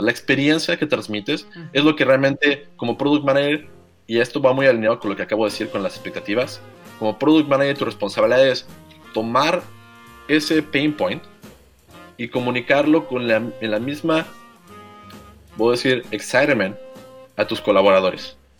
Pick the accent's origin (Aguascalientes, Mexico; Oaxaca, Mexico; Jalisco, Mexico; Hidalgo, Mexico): Aguascalientes, Mexico; soy muy orgullosamente de Aguascalientes y estudié en la Universidad Politécnica de Aguascalientes.